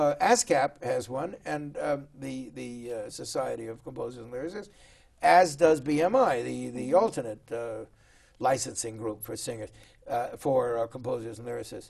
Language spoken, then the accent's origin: English; Los Angeles, California, United States; I was born and raised in Los Angeles